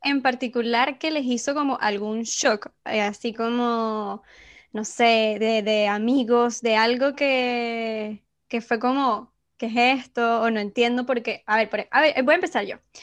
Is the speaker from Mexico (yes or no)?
no; Venezuela; accent: Venezuelan; moved away